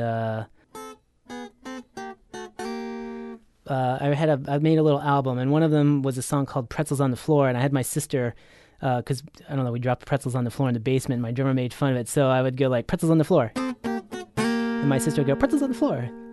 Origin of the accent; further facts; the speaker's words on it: outside of Baltimore, Maryland, United States; moved away as an adult; also born or lived in Los Angeles; outside of Baltimore in a small sort of, I call it a cow town